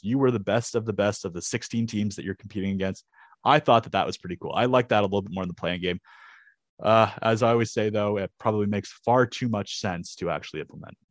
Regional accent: Canada; as a Canadian

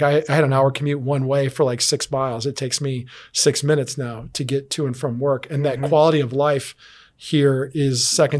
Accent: Chicago, Illinois, United States; I came from Chicago, where it's very dog eat dog. And I come down here and everybody's so nice.

